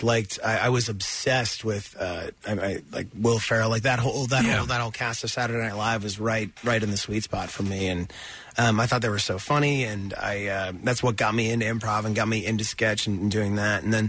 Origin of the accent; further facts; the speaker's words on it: New Brunswick, Canada; moved away as an adult; also born or lived in Chicago / Toronto; I was born on the east coast of Canada.